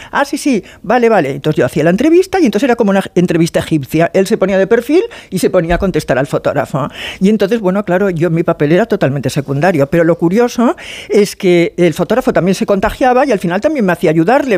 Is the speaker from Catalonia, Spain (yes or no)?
yes; Barcelona, Catalonia, Spain; vivo en provincia, soy de Barcelona